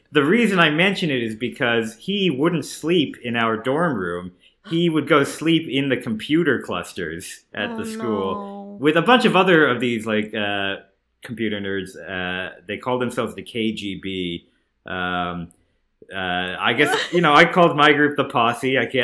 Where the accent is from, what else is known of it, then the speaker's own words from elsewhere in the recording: New Jersey, United States; I grew up in New Jersey. I used to go to the Bridgewater Mall, Short Hills Mall.